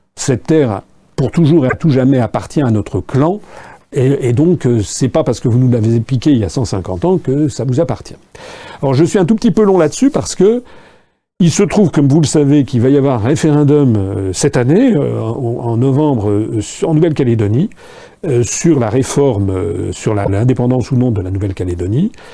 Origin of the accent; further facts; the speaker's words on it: France; also born or lived in Japan; quand j'étais jeune, il n'y avait pas des uniformes euh, euh, en France